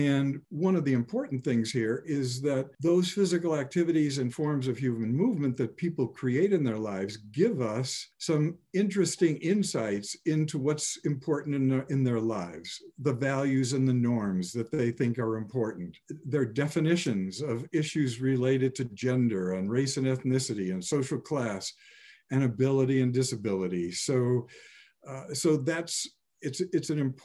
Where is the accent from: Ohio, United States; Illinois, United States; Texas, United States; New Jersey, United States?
Illinois, United States; Chicago; moved away as an adult; growing up in Chicago